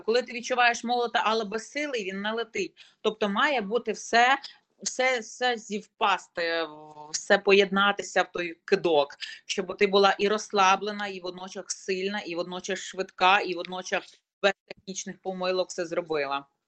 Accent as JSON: {"language": "Ukrainian", "town": "Lutsk", "region": "Volyn Oblast", "country": "Ukraine", "tie": "born or raised there", "said": "Я волинянка народилася, проживала і проживаю зараз у місті Луцьку"}